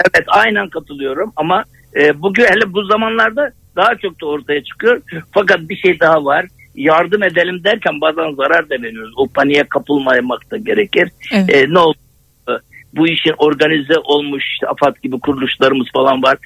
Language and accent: Turkish; Adana, Turkey; ben Adanalıyım